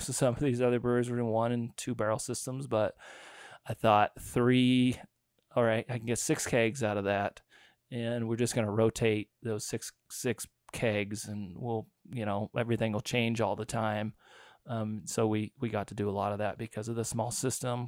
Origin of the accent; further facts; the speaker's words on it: Fort Collins, Colorado, United States; I grew up born and raised in Fort Collins.